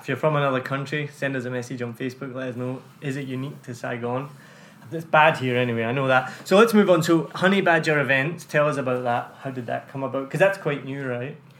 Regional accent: United Kingdom; now in Ho Chi Minh City, Vietnam; I went back to the UK

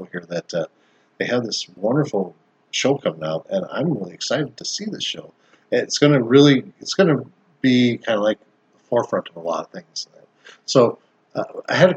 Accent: South Dakota, United States; moved away; I came from South Dakota, you know, and we had an orchard in the back

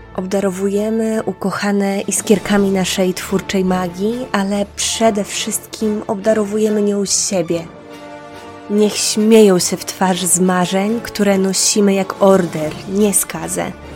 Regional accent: Podlaskie Voivodeship, Poland; moved away; Ja pochodzę z małej miejscowości na Podlasiu, mm, około 10 tysięcy osób. Tam się wychowywałam, tam chodziłam do szkoły podstawowej.

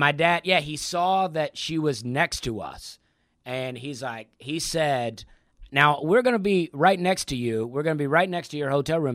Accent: Opelika, Alabama, United States; moved away as an adult; also born or lived in Charleston, South Carolina; I grew up in Opelika, and my parents almost never traveled

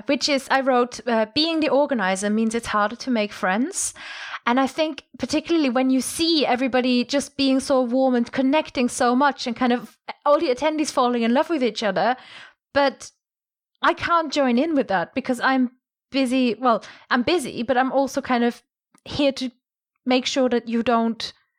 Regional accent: Germany; I'm from Germany. We're obsessed with the royals.

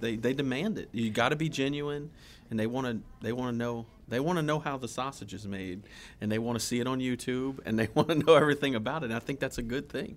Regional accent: South Louisiana, United States; growing up in South Louisiana

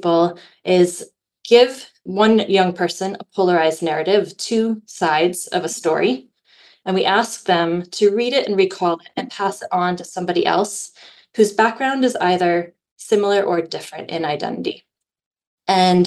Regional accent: United States; moved away as an adult; now in Northern Ireland, United Kingdom; where I grew up in the United States

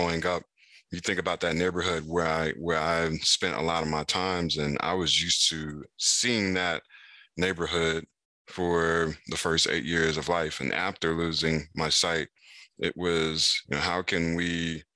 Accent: Raleigh, North Carolina, United States; In Raleigh, North Carolina

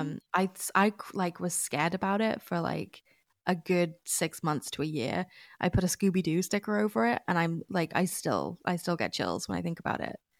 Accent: United Kingdom; as a British person

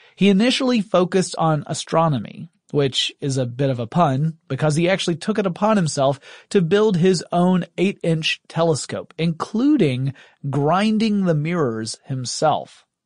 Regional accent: Deep South, United States; I'm from the Deep South in the United States

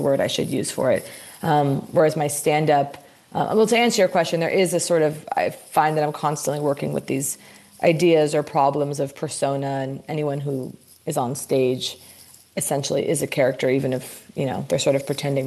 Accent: Santa Monica, California, United States; moved away; also born or lived in New York; I did grow up here. I grew up in Santa Monica

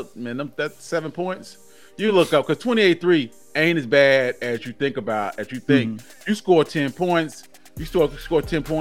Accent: New Orleans, Louisiana, United States; Like, I'm from New Orleans. I represent the Saints. This is what we do. This is just part of who we are.

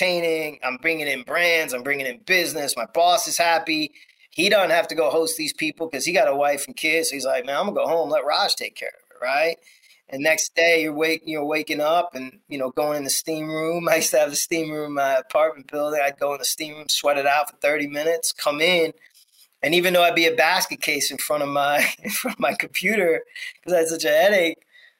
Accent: New York, United States; I grew up in New York

